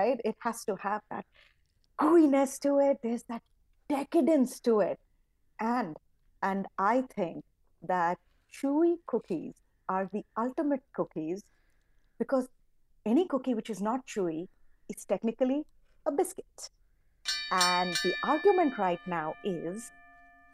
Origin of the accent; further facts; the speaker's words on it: India; moved away; I grew up in India